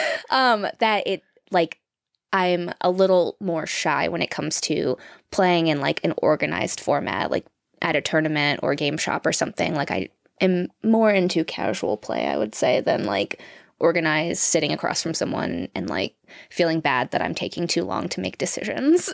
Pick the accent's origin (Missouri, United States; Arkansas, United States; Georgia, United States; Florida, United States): Florida, United States; moved away as an adult; also born or lived in California; we're from Florida